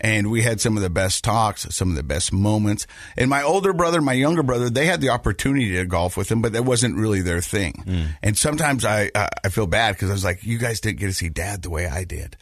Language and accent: English; Ogden, Utah, United States; I grew up in Ogden and I grew up in that area and I grew up in those mountains